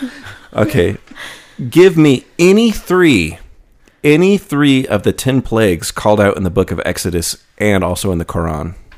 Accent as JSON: {"language": "English", "region": "Texas", "country": "United States", "said": "I'm from Texas"}